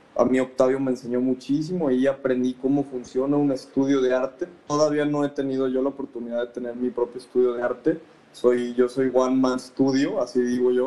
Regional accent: Mexico; now in Guadalajara, Mexico; resido en la ciudad de Guadalajara, Jalisco, México, soy mexicano

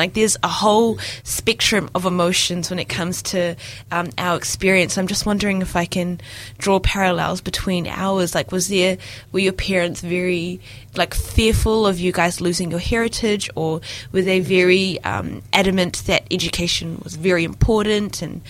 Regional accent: New Zealand; also born or lived in Yemen; technically I was born in Yemen, but I came to New Zealand when I was 2 years old, so very, very young.

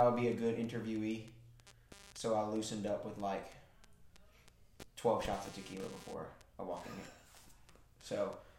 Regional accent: Sulphur, Louisiana, United States; Sulphur, Louisiana.

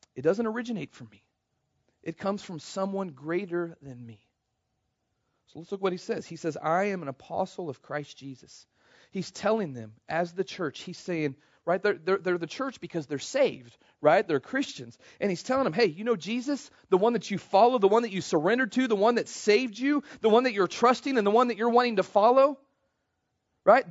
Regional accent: Kansas City, United States; I grew up in Kansas City, spent most of my life there

